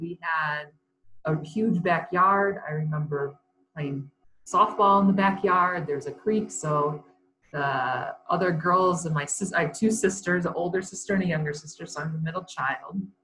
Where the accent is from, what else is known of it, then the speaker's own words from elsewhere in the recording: Comstock Park, Michigan, United States; moved away as an adult; also born or lived in Sparta, Michigan; now in Colorado Springs, United States; I grew up in Comstock Park, Michigan